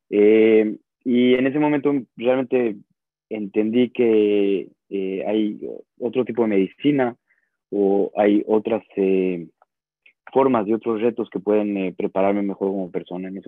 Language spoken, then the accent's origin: Spanish; Mexico; moved away as an adult; now in Israel; salí de México en el 2000, 12, eh, tratando de probar nuevas aventuras. Eh, después de haber estado muy conectado a la comunidad mexicana, realmente nunca me vi saliendo de México